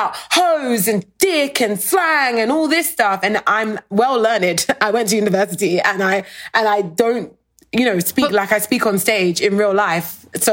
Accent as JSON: {"language": "English", "country": "United Kingdom", "tie": "born or raised there", "moved": "as an adult", "lives_now": "United States", "said": "I was born in the UK. I've only been living in America for 3 years."}